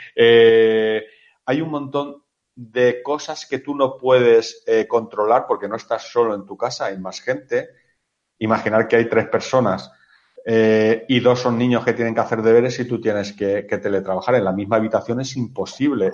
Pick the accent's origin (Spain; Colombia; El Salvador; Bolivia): Spain; somos mediterráneos y latinos, o sea, lo tenemos todo, ¿vale? en, aquí en España